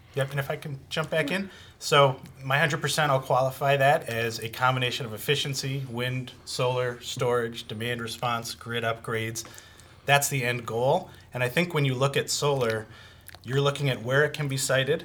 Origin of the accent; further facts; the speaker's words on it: Boston, Massachusetts, United States; moved away; I come from Boston, uh, Massachusetts